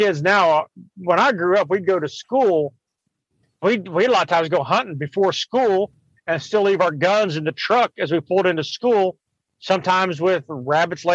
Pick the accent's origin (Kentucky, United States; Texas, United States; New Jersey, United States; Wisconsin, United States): Kentucky, United States; now in Florida, United States; I grew up in Kentucky eating rabbit and squirrel and raccoon and groundhog